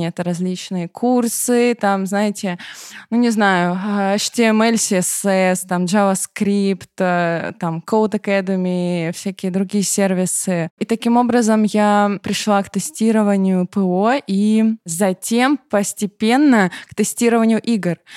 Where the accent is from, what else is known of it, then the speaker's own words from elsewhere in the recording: Rostov-on-Don, Rostov Oblast, Russia; Дело в том, что в Ростове-на-Дону, ну, есть свой особый говор, сленг, не знаю, поэтому мы говорим «с», Питера, например, с Ростова-на-Дону.